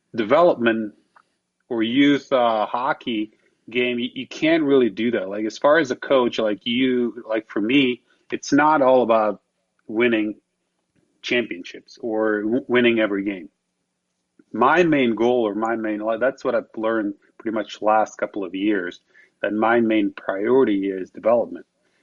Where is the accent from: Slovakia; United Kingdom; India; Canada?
Slovakia; English is a second language; moved away as an adult; for me, growing up in Slovakia